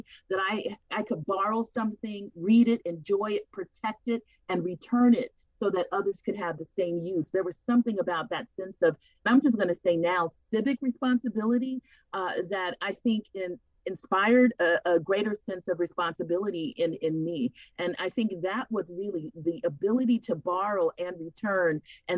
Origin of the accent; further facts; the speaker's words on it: Los Angeles, California, United States; moved away; also born or lived in Seattle; I was born and raised in the Watts area of Los Angeles, of the city of Los Angeles.